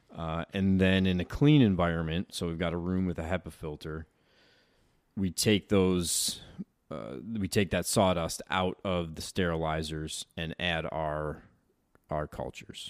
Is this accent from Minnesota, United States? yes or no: no; Chittenango, New York, United States; moved away as an adult; also born or lived in Lebanon / Utah / Connecticut; I'm from Chittenango